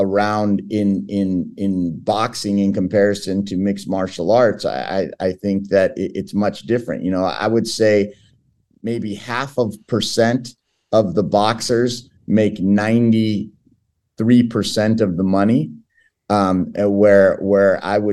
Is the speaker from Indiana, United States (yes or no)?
no; Southern California, United States; first language Portuguese; English is a second language; Southern California is where I'm from